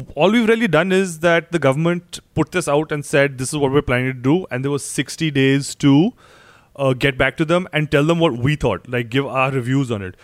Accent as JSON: {"language": "English", "region": "Chandigarh", "country": "India", "said": "I come from Chandigarh"}